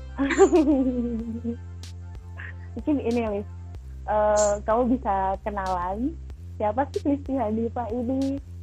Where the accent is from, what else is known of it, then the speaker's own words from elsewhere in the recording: Madiun, East Java, Indonesia; di tempat asalku di Madiun